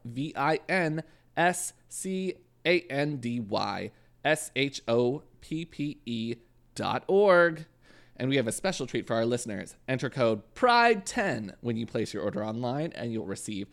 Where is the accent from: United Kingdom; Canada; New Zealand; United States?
Canada; I'm Canadian